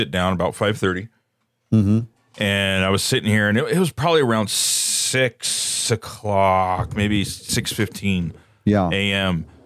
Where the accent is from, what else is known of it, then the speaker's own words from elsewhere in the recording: San Francisco Bay Area, California, United States; I grew up in the San Francisco Bay Area